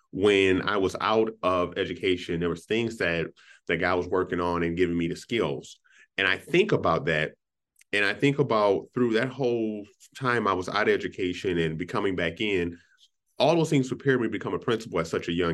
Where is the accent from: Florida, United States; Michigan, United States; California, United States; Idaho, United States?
Michigan, United States; Inkster; now in Minnesota, United States; Man, I came from Inkster, Detroit, Michigan. I was around mostly African-Americans. I moved to Minnesota and the culture had changed.